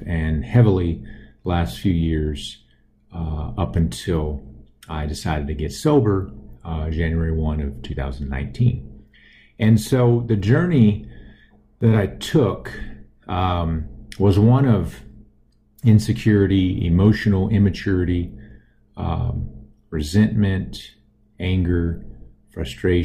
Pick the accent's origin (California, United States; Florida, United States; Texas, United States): Texas, United States; Austin; I grew up in Austin, Texas